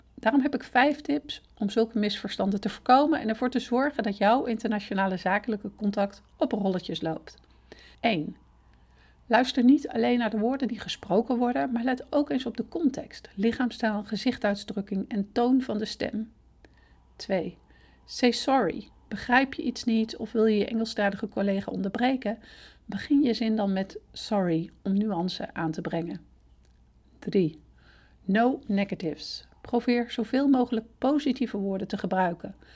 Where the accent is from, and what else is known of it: Netherlands